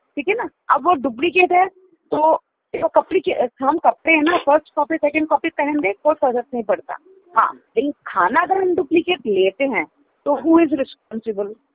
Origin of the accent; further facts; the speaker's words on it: Mumbai, Maharashtra, India; now in Delhi, India; मैं मुंबई से हूँ